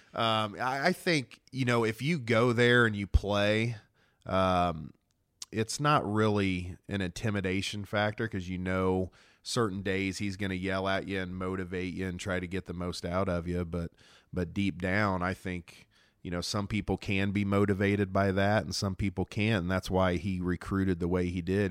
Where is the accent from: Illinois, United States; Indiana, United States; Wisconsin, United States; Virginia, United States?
Indiana, United States; Noblesville; born or raised there